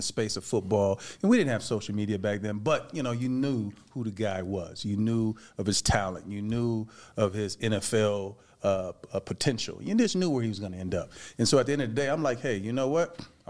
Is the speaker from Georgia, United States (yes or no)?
no; Michigan, United States; now in Las Vegas, United States; before I moved to Vegas, I grew up in Michigan. And so that's, you know, that's Big Ten country.